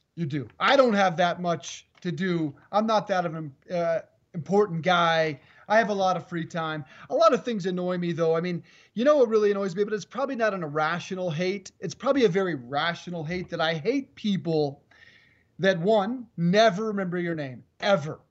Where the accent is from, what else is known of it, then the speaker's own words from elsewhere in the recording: Colorado, United States; moved away; I'm in Colorado, in my home state